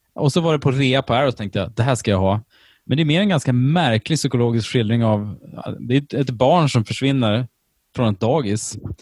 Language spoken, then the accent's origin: Swedish; Sweden; jag är ju från Sverige